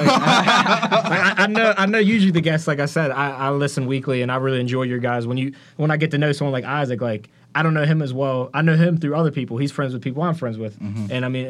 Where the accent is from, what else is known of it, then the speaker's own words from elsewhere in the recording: just south of Wheeling, West Virginia, United States; moved away as an adult; now in Pittsburgh, United States; I grew up just a little bit south of Wheeling.